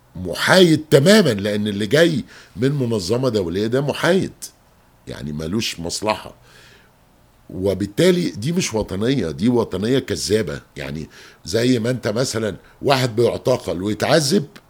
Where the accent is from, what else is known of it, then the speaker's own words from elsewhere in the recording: Egypt; دي مشكلة عندنا مش كمصريين بس